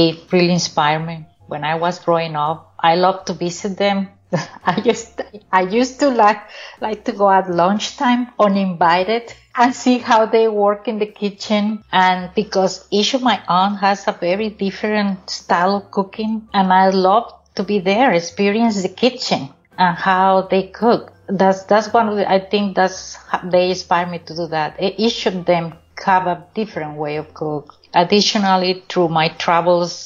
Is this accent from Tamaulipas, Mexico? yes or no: yes; Tampico, Tamaulipas, Mexico; moved away; my hometown of Tampico